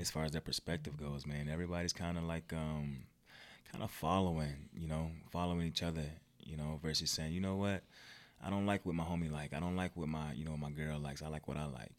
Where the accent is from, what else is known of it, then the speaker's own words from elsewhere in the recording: Virginia, United States; moved away as an adult; I'm not from here. I'm from Virginia, actually.